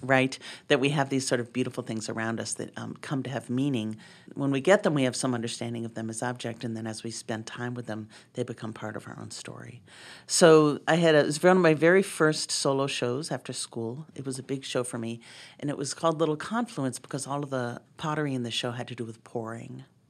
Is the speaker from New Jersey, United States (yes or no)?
no; Boston, Massachusetts, United States; now in Montana, United States; I grew up in Boston.